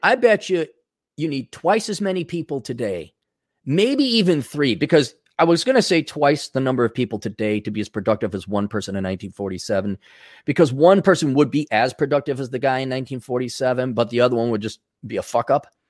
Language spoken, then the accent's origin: English; Wisconsin, United States; I grew up in Wisconsin